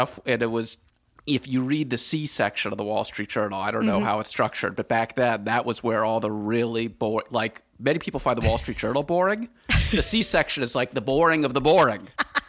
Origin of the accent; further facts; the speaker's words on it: Washington, District of Columbia, United States; So I grew up in Washington, D.C., and I was just always very interested in how the world worked